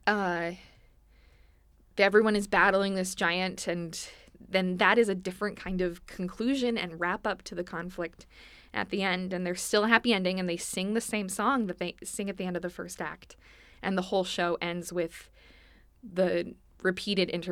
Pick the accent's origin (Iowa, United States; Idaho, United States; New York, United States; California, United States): Iowa, United States; Des Moines; moved away as an adult; also born or lived in Washington, D.C.; I grew up in Des Moines, Iowa